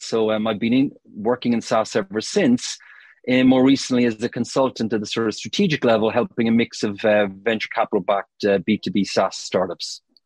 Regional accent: Cork, Munster, Ireland; moved away as an adult; now in United Kingdom; I'm from Cork in Ireland originally

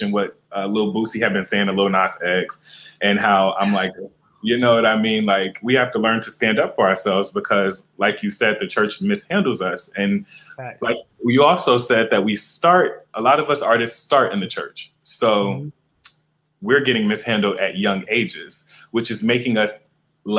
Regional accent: Marietta, Georgia, United States; Well, I'm from Georgia. I'm from, like I said, Marietta, Georgia. So my family is very country

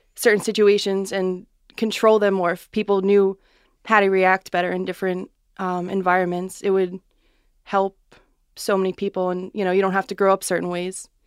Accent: West Islip, New York, United States; I grew up in West Islip.

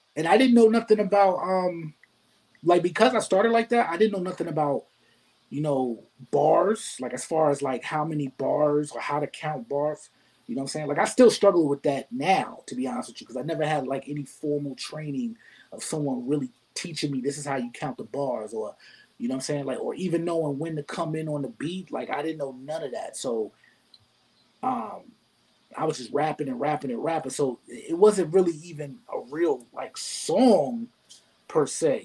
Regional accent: New York City, New York, United States; also born or lived in Binghamton, New York; I grew up in the Bronx

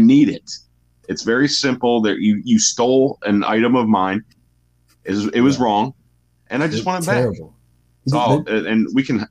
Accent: Cleveland, Ohio, United States; I'm from Cleveland

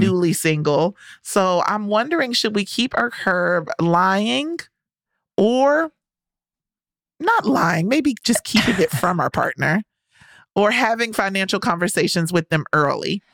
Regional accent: the South, United States; I'm from the South

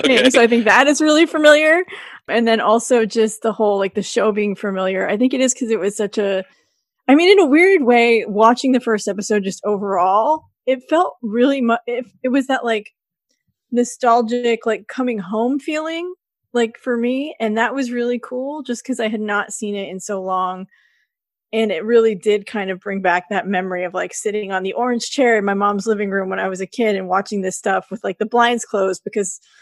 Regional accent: United States; I grew up in Lake Tahoe

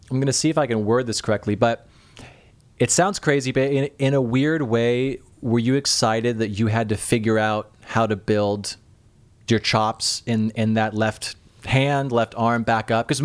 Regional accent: Northwest, United States; yeah, I grew up in the Northwest

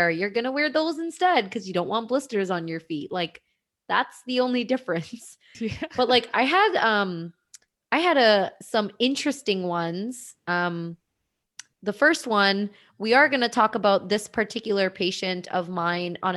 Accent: India; And if anyone's not watching the IGTV, I am Indian. I have brown skin.

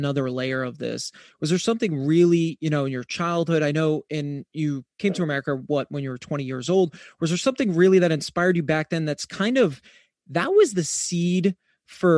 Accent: East Coast, United States; I'm actually from the East Coast

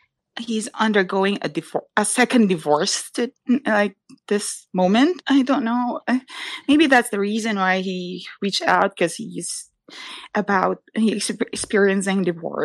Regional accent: Philippines; I'm a Filipina and I have the heritage

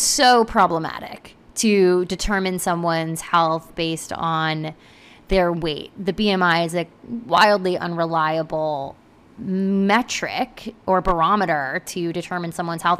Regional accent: United States; I grew up in America

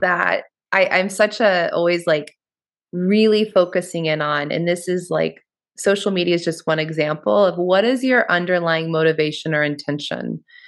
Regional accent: Kansas area, United States; moved away as an adult; also born or lived in Western Massachusetts / Boulder; I'm, I'm from the Kansas area.

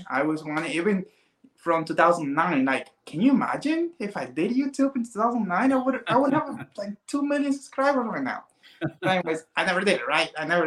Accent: Cuba; now in Miami, United States; I'm Cuban, so I wasn't born here. I was born in Cuba. I came here like, 21 years ago

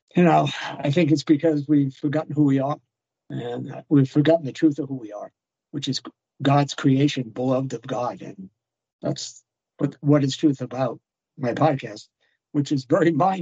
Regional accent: the East, East Coast, United States; moved away; I'm a beast from the East, so I can talk a million miles an hour, and that's culturally normative where I come from

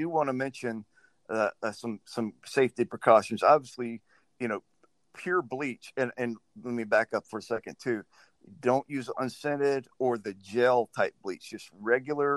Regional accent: Louisiana, United States; I grew up in Louisiana

